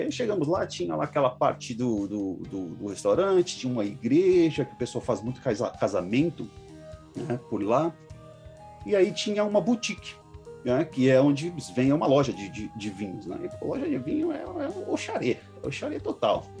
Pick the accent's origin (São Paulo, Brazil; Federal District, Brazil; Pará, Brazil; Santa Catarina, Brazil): São Paulo, Brazil; moved away as an adult; now in Osaka, Japan; eu sou paulista, Zona Norte de São Paulo